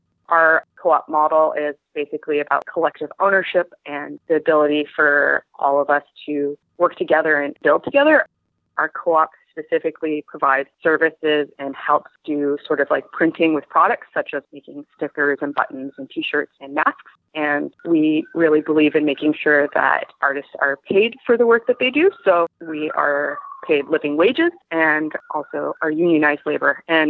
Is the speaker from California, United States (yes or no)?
no; Portland, Oregon, United States; moved away as an adult; now in Vancouver, Canada; I grew up in Portland, Oregon, and I ended up coming up to Vancouver, British Columbia, and going to Emily Carr University for animation.